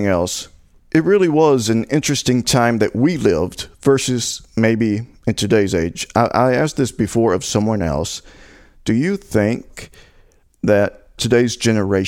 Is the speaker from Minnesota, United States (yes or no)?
no; Tennessee, United States; I'm from Tennessee